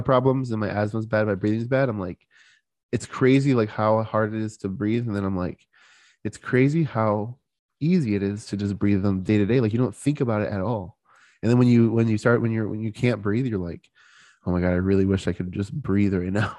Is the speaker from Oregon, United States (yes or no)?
no; Florida, United States; I'm from Florida